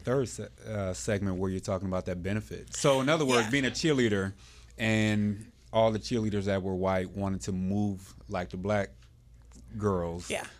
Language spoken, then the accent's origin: English; Bedford, Ohio, United States; growing up here in Ohio. I had a different experience, although we were in the same city and we're all in the same age bracket. Growing up in Bedford